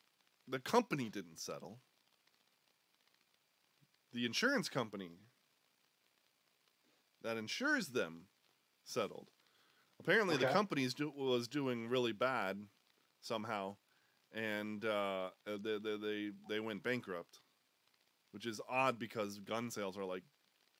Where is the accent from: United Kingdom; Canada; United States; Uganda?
United States; We love guns because we're American.